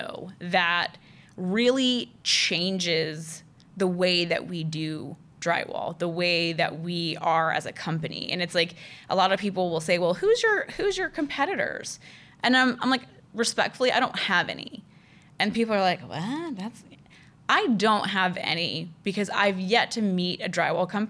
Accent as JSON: {"language": "English", "town": "Orlando", "region": "Florida", "country": "United States", "tie": "born or raised there", "said": "I grew up in Orlando"}